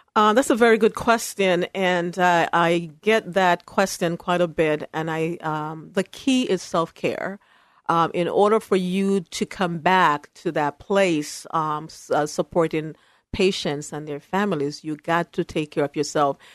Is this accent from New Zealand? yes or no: no; Jamaica; also born or lived in New York City, United States / Syracuse, New York, United States / Berrien Springs, Michigan, United States; now in Portland, United States; I was raised by my grandmother in Jamaica, uh, West Indies